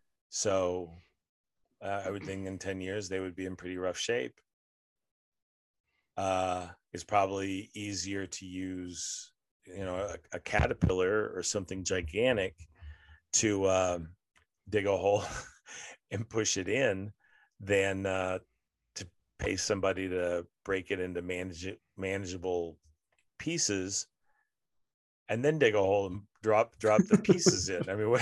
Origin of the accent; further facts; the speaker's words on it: Denver, Colorado, United States; also born or lived in Austin, United States; I just say I'm from Denver by way of Austin, and that seems to answer all their questions.